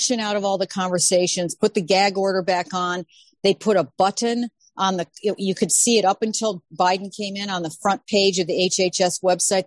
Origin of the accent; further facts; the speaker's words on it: Illinois, United States; I'm from Illinois.